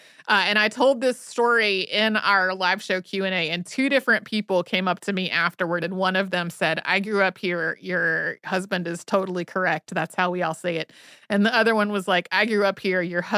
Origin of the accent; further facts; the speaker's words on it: New Mexico, United States; As I mentioned, I grew up in New Mexico, as did my parents, but my dad's parents moved there from Oklahoma, and my mom's parents moved there from upstate New York.